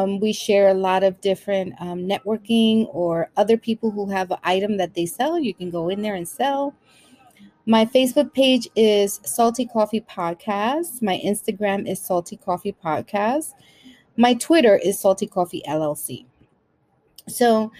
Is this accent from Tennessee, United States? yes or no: no; New York City, New York, United States; also born or lived in Brooklyn, New York City; I was born in Brooklyn, raised in Washington Heights, and now I'm living in the Bronx.